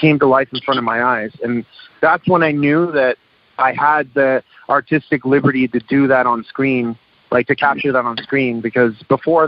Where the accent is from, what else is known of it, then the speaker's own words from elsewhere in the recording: Toronto, Ontario, Canada; I was born in Canada, and growing up, I got beat up for being different